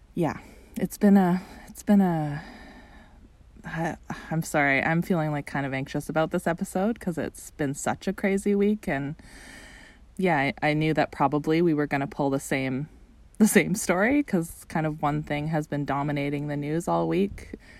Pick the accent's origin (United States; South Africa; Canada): Canada; being a Canadian watching this from across the border